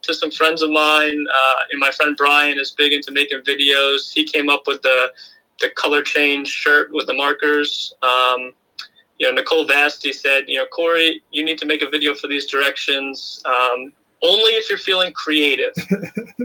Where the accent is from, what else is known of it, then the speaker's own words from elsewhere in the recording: Washingtonville, New York, United States; also born or lived in Albany, New York / Port Jervis, New York; I grew up in Washingtonville, New York.